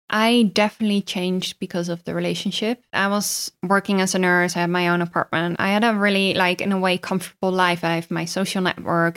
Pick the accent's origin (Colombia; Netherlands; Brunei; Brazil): Netherlands; I am from Holland.